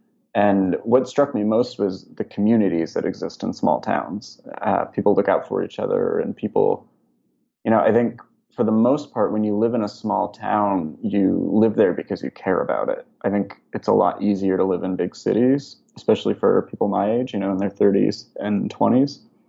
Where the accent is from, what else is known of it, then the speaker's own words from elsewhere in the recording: West Coast, United States; I grew up on the West Coast and have only ever really lived in big cities or suburbs.